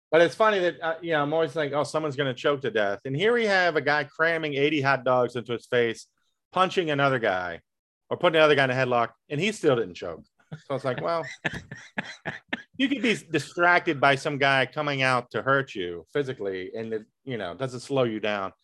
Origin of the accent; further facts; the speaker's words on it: Tappahannock, Virginia, United States; moved away; my hometown, uh, Tappahannock